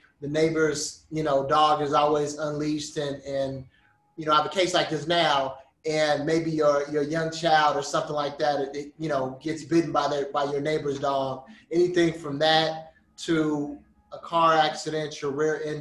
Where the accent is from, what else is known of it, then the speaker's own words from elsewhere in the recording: Chicago, Illinois, United States; also born or lived in Los Angeles, California; I'm from Chicago. I'm a Chicago native, man. I grew up on the south side of Chicago, the far south side of Chicago